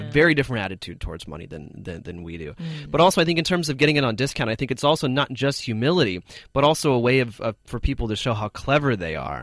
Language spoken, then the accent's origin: English; United States; moved away as an adult; now in China; I'm from America